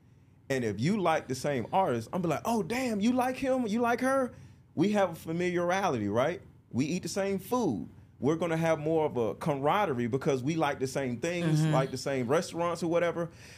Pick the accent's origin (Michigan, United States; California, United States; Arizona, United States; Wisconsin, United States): Michigan, United States; Detroit; I can understand what you're saying, because I was raised in Detroit. It was the same way.